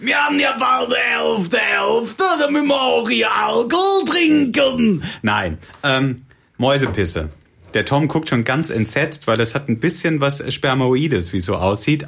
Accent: Southern Germany, Germany; moved away as an adult; also born or lived in Cologne / Bonn; Ich komme eigentlich aus Süddeutschland und bin nach Köln gezogen und äh, habe hier Zivi gemacht

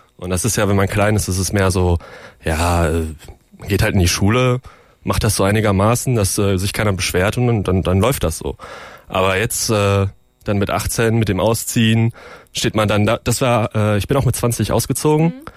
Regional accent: Bochum, North Rhine-Westphalia, Germany; moved away; ich komme aus Bochum, meine Eltern wohnen immer noch

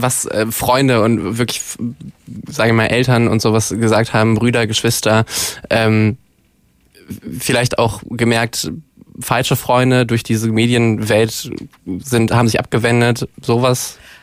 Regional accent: Duisburg, North Rhine-Westphalia, Germany; now in Cologne, Germany; Also ich komme äh, gebürtig aus dem Ruhrpott und äh, habe, nachdem ich nach Köln gezogen bin

